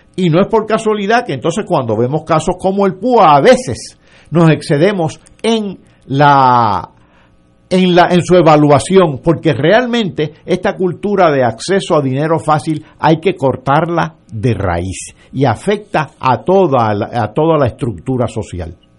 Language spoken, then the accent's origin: Spanish; Yauco, Puerto Rico; yo soy de Yauco